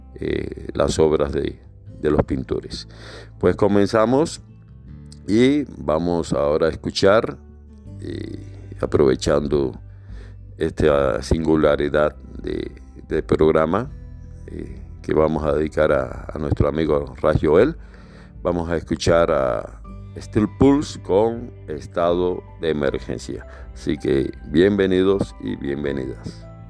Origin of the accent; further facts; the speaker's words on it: Havana, Cuba; moved away; habanero, allá de mi terruño